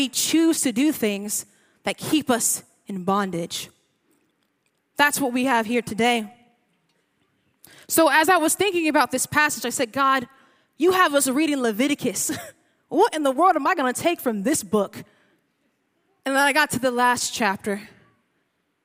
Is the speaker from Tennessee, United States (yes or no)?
no; San Diego, California, United States; I'm not from San Ysidro, but I rep proudly the Seis Uno Nueve, San Diego